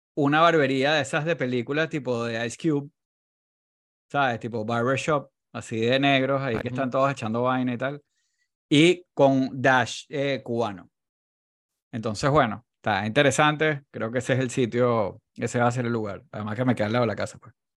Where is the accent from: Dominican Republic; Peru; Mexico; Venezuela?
Venezuela; los venezolanos estamos muy acostumbrados como los hombres venezolanos